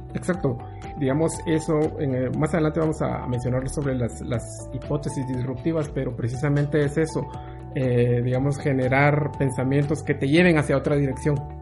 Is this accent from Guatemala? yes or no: yes; Guatemala; soy, soy guatemalteco